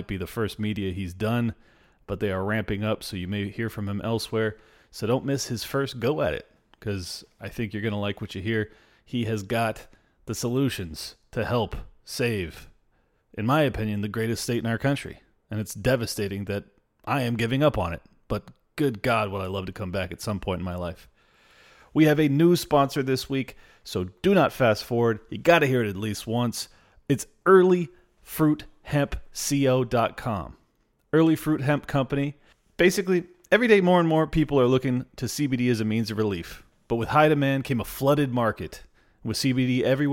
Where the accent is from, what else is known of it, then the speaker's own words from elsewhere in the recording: California, United States; I'm born and raised here